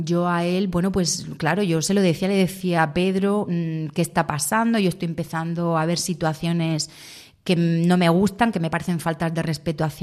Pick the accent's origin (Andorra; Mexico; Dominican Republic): Andorra; now in Murcia, Spain; yo bueno, me, vine de Andorra a vivir a Murcia, a estudiar.